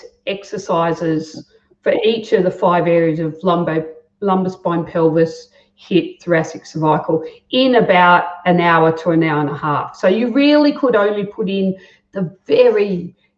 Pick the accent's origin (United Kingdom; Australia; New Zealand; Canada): Australia; Guildford, New South Wales; also born or lived in Merrylands; I grew up in Guildford. I went to high school in Merrylands